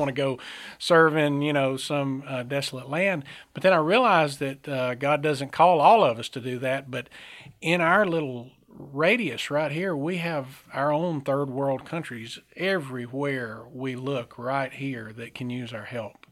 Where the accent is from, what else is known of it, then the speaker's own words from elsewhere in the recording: Centre, Alabama, United States; I, uh, was raised here in Alabama. I was born in Center Alabama, a small town up in northeast Alabama